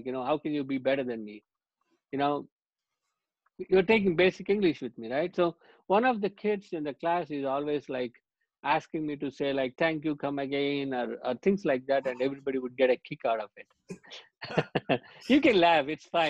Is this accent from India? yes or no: yes; India; Growing up in India, one of the things is because I moved so much, I moved 14 schools by the time I hit fifth grade.